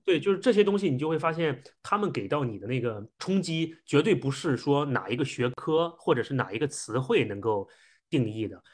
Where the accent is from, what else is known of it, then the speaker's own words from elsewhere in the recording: China; 我们中国人本身骨子里的一些思考模式和特性